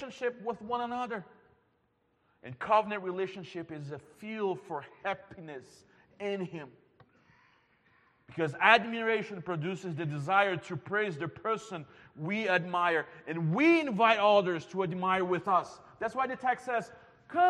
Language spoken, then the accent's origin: English; Brazil; moved away; I'm from Brazil